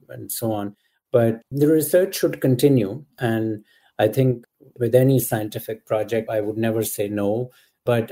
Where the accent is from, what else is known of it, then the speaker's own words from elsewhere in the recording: Pakistan; moved away; Growing up in Pakistan